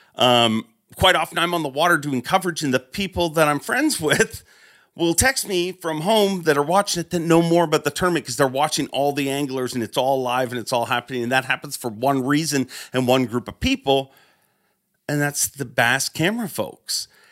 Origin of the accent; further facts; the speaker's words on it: Canada; as a Canadian